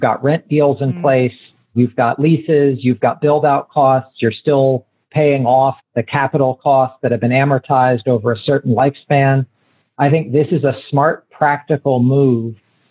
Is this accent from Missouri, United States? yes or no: no; Columbus, Ohio, United States; moved away; I'm originally from Columbus, Ohio.